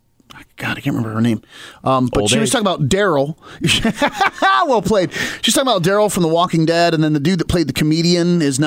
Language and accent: English; small East Coast town west of Baltimore, Maryland, United States; moved away; Baltimore crept west, and so now you have, so-and-so OD'd on heroin going on in my hometown now